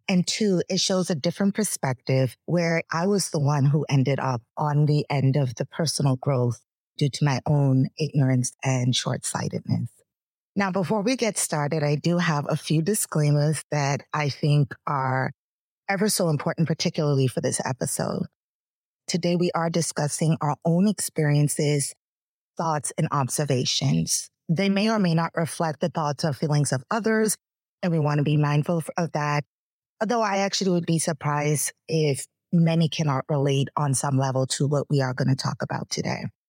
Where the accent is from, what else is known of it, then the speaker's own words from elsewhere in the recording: Bahamas; moved away; I am from the Bahamas. Our country is about 85% Black. So growing up, almost everybody looked just like me